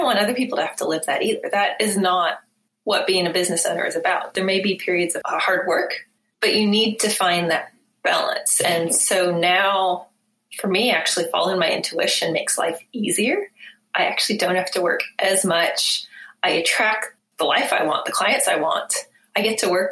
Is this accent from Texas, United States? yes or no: no; Bay Area, California, United States; moved away as an adult; also born or lived in New Zealand; now in Eugene, United States; I'm from the Bay Area